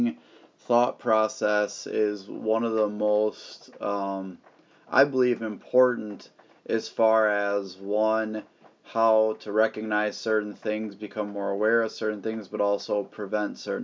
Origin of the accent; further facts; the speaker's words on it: Wisconsin, United States; here in my home state of Wisconsin